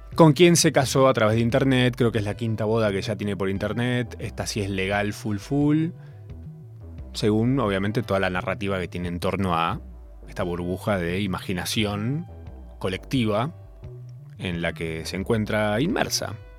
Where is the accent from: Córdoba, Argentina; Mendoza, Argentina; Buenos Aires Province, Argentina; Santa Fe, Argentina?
Córdoba, Argentina; en general soy cordobés